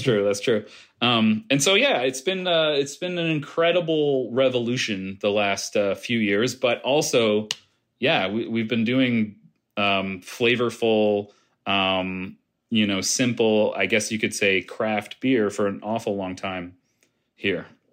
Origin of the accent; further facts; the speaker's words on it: Halifax, Nova Scotia, Canada; I'm a Halifax native